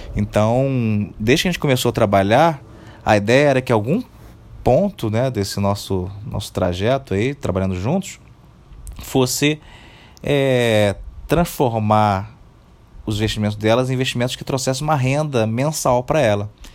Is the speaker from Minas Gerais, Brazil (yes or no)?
no; Rio de Janeiro, Brazil; Eu, particularmente, sou do Rio de Janeiro